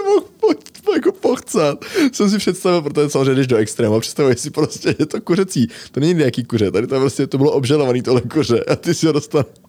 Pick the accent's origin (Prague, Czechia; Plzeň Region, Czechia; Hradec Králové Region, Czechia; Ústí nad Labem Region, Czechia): Ústí nad Labem Region, Czechia; Most; v Mostě jsme chodili z Rage Moderní čínský restaurace